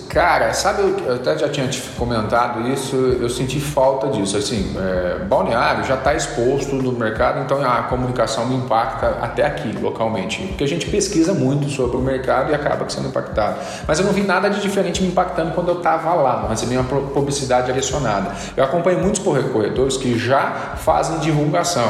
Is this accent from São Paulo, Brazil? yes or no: yes; Aparecida, São Paulo, Brazil; moved away; eu sou natural de Aparecida, São Paulo